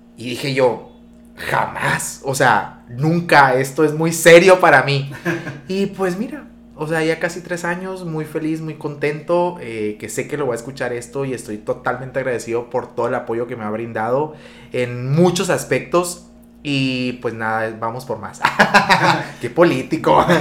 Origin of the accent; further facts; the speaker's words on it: Benjamín Hill, Sonora, Mexico; yo soy de Benjamín